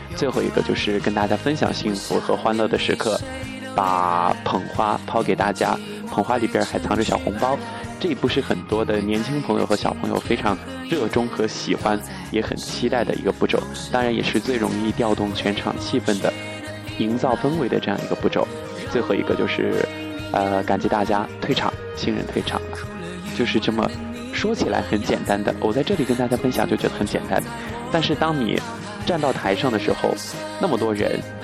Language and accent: Chinese; Chongqing, China; accent: Chongqing dialect; 我们这里就不是一个说普通话的地方，目前在重庆，我所谓的是重庆话